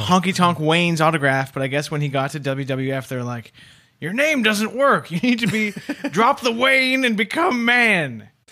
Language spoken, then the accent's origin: English; Calgary, Alberta, Canada; now in Toronto, Canada; I grew up in Calgary for a few years